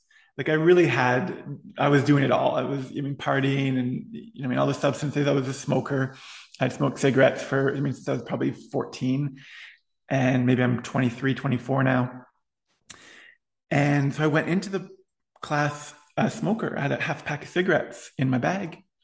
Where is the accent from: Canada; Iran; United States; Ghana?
Canada; Ottawa, Ontario; I went to Catholic school all the way through high school, public Catholic school in Ottawa